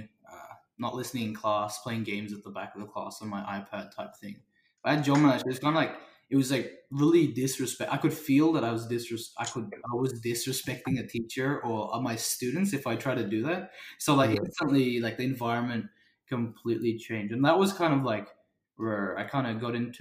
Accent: Australia; I was born in Australia

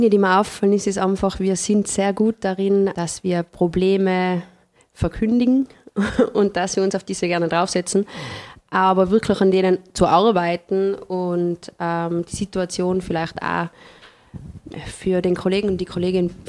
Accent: Tyrol, Austria; also born or lived in Vienna; Ich komme aus dem Paznaun, das ist mir schon vor, vorweggenommen worden.

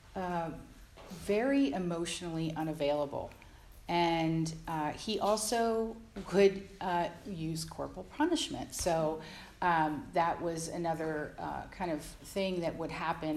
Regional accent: Jersey Shore, New Jersey, United States; I grew up on the East Coast, uh, in the Jersey Shore

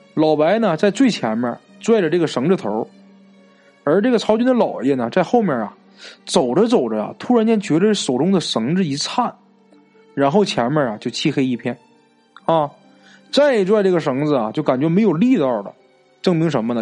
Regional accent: Northeast China, China; accent: Northeastern; 咱们东北话啊，就是外婆的意思

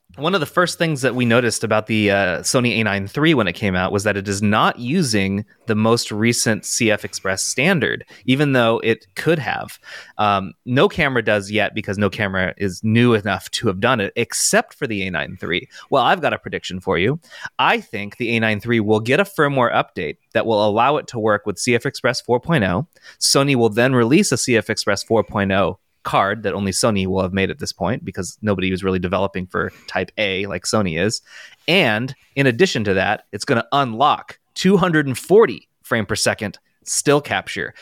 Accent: United States; I'm gonna say it as an American, Z eight

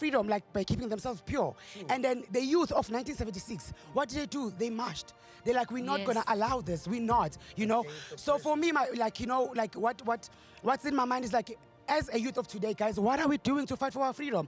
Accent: Mpumalanga, South Africa; now in Johannesburg, South Africa; I'm from Mpumalanga. When I came in Josie

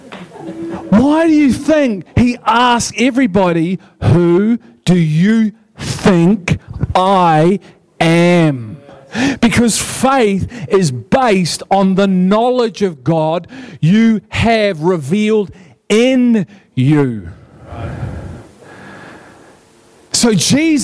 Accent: Liverpool, North West England, United Kingdom; I'm from Liverpool, man. You can't have anything but fun when you're from Liverpool

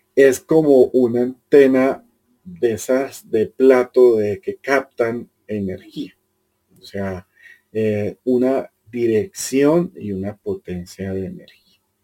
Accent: Colombia; yo soy colombiano y vivo en una cultura que es tremendamente emocional

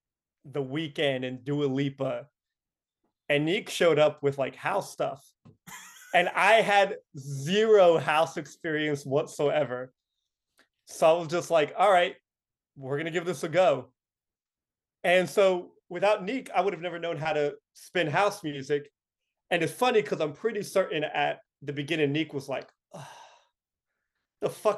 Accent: Las Vegas, Nevada, United States; also born or lived in Mexico / Philadelphia; I went to middle school in Vegas. I went to high school in Vegas. Like, yeah, Vegas is home

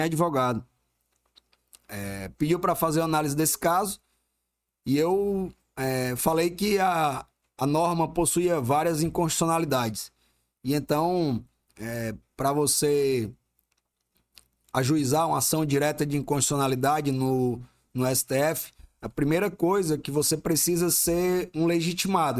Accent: Ceará, Brazil; moved away as an adult; also born or lived in Juazeiro do Norte / Barbalha / Fortaleza; now in Manaus, Brazil; eu nasci no interior do Ceará, nasci em Juazeiro do Norte, morei em Barbalho, no interiorzinho mesmo, quase na divisa com Pernambuco. E aí, quando meus pais se separaram, eu tinha uns 9 anos de idade, é, fomos embora para Fortaleza

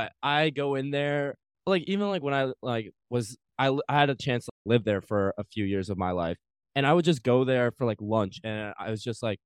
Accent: Midwest, United States; moved away; We're all from the Midwest.

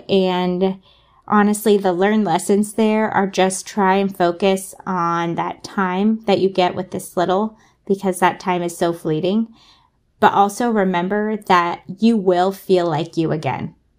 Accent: Southern California, United States; now in Portland, United States; We're actually from Southern California

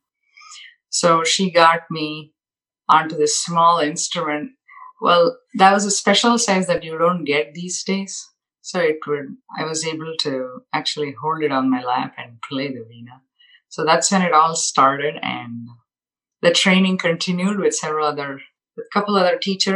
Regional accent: Mysore, Karnataka, India; moved away; also born or lived in Bangalore; I grew up in Mysore. It's a small town in southern India, and Bangalore.

